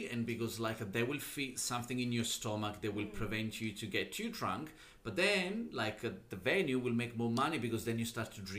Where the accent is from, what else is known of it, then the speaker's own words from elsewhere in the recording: Naples, Campania, Italy; English is a second language; moved away as an adult; now in Melbourne, Australia; growing up in Italy